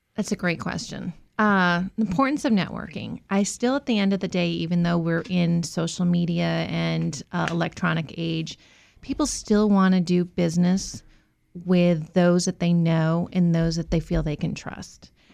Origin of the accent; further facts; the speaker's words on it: Massachusetts, United States; moved away as an adult; now in Virginia, United States; I grew up in Massachusetts